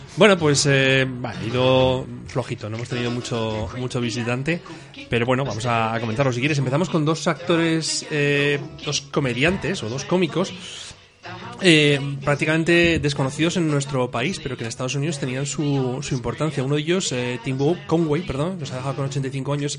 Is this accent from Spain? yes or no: yes; Spain; a nosotros eh, eh, como españoles